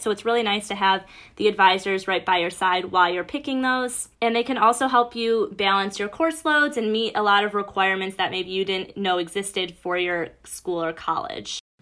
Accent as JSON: {"language": "English", "town": "Bloomfield Hills", "region": "Michigan", "country": "United States", "said": "I'm from Bloomfield Hills, Michigan, which is about an hour northeast of Ann Arbor"}